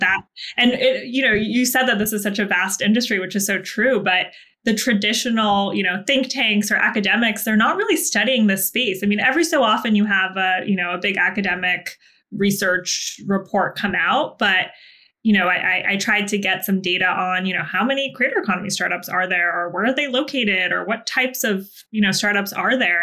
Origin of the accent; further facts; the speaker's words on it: Vermont, United States; I'm from a very small town in Vermont